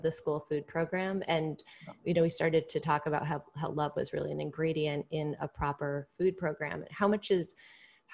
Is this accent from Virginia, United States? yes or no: no; right outside of Hartford, Connecticut, United States; I grew up right outside of Hartford